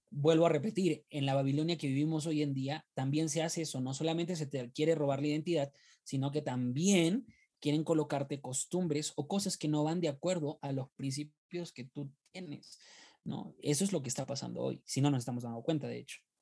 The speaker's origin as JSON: {"language": "Spanish", "country": "Peru", "said": "soy de Perú"}